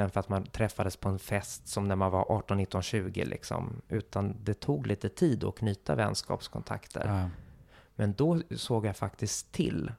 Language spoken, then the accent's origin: Swedish; Stockholm, Stockholm County, Sweden; also born or lived in Gothenburg; de enda jag hade i Stockholm som jag verkligen hade fortfarande en nära relation till, det var ju min familj